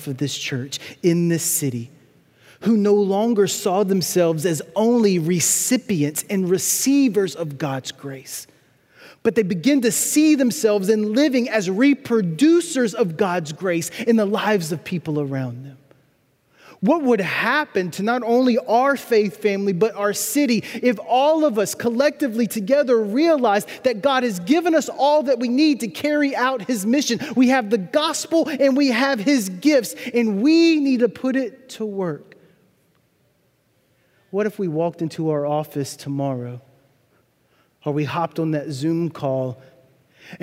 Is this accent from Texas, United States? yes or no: no; Louisiana, United States; also born or lived in New Orleans, Louisiana; I grew up about 60 miles north of the city in a tiny town with 4,000 people and 40,000 cows